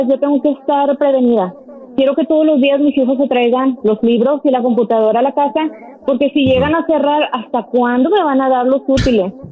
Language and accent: Spanish; Veracruz, Mexico; now in Georgia, United States; Yo soy de Veracruz, de mi a Veracruz.